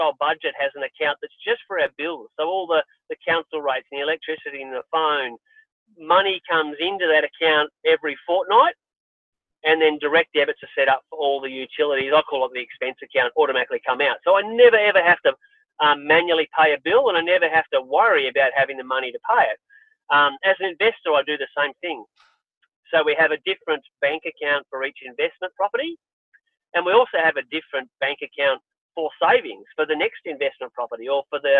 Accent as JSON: {"language": "English", "country": "Australia", "tie": "born or raised there"}